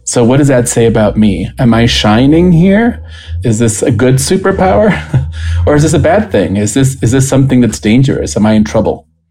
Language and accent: English; Costa Rica; moved away as an adult; also born or lived in St. Louis, United States; now in United States; I'm originally from Costa Rica, and I had moved to the United States to be in college.